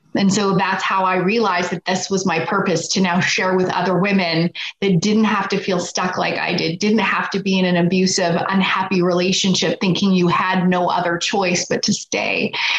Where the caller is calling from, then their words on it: Edmonton, Alberta, Canada; Just outside of Edmonton, Alberta, Canada.